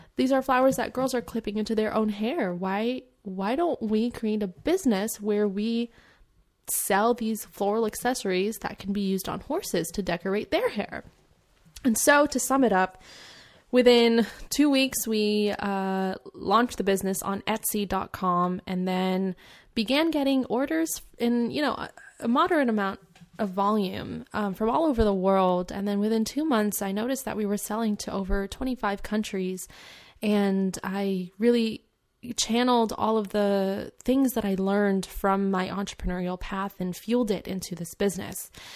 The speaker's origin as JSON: {"language": "English", "region": "California", "country": "United States", "tie": "born or raised there", "also_born_or_lived": "Edmonton, London, United Kingdom", "said": "My family, my mom, my dad, and I, we moved out here to California because of my dad's job relocation"}